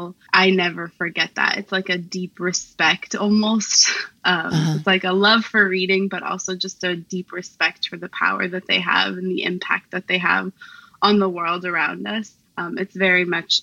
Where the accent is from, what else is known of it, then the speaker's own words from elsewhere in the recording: Portland, Oregon, United States; moved away as an adult; now in Vancouver, United States; I currently live in Vancouver, Washington. I'm originally from Portland, Oregon, so not too far off